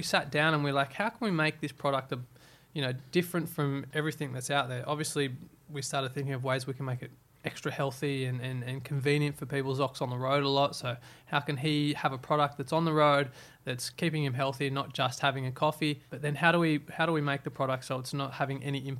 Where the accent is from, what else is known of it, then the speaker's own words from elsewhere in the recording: Byron Bay, New South Wales, Australia; I obviously come from I grew up in Byron.